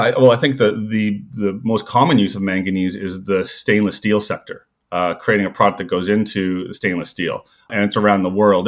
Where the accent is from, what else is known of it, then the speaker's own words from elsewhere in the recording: the Maritimes, Prince Edward Island, Canada; moved away as an adult; also born or lived in Calgary; I grew up in the Maritimes, went to high school on Prince Edward Island